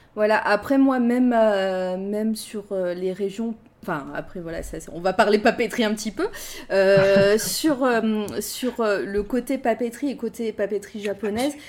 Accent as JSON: {"language": "French", "town": "Clermont-Ferrand", "region": "Auvergne-Rhône-Alpes", "country": "France", "said": "avec Candy, en fait, on vient de Clermont-Ferrand"}